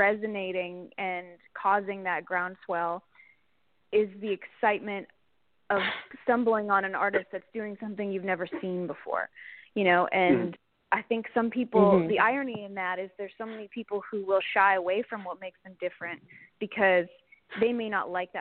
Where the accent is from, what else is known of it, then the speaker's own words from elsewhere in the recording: Canada; being a Canadian artist